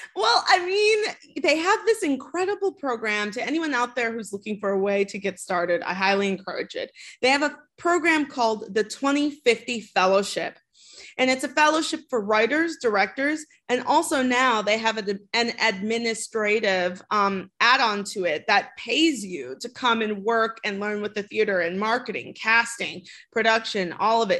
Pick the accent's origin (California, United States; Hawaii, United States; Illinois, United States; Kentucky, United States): Illinois, United States; Chicago; I am from Chicago. I grew up in the city